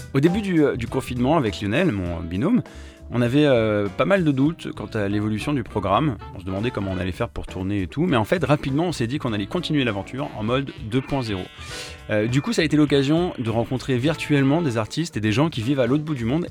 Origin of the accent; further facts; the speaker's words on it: Texas, United States; moved away; also born or lived in New York; j'ai grandi au Texas